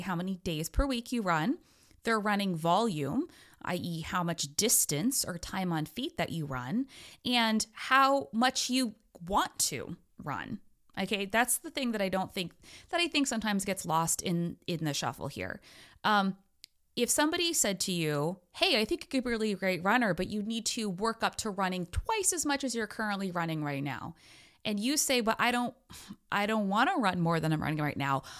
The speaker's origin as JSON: {"language": "English", "country": "United States", "said": "I'm an American"}